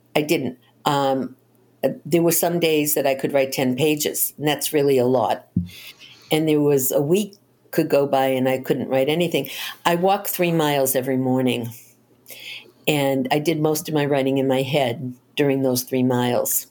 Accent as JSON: {"language": "English", "town": "Boston", "region": "Massachusetts", "country": "United States", "tie": "born or raised there", "said": "I grew up in Boston, and I lived around the corner from one of Albert DeSalvo's victims"}